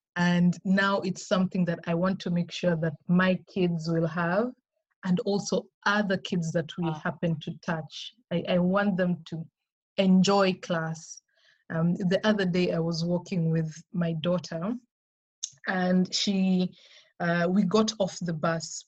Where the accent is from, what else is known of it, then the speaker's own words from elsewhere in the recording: Kenya; We are operating in Kenya. Okay. That's my home country.